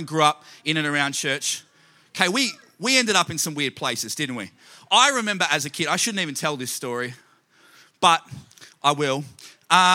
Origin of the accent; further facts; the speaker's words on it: Australia; I grew up in Australia